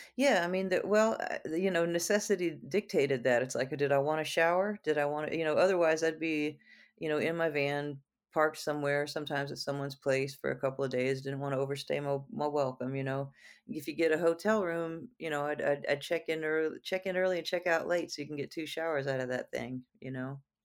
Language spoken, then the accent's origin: English; Houston, Texas, United States; growing up in Houston